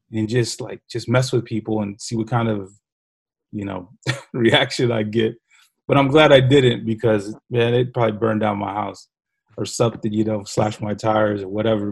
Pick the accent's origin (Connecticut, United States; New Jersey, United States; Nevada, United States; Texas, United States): Texas, United States; San Antonio; grew up on the southeast side of San Antonio, right down the street from Highlands High School